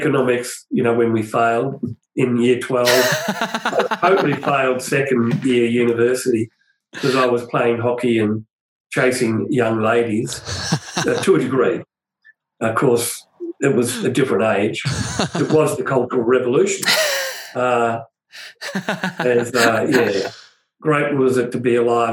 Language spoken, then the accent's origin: English; Broadmeadows, Victoria, Australia; where I grew up in Broadmeadows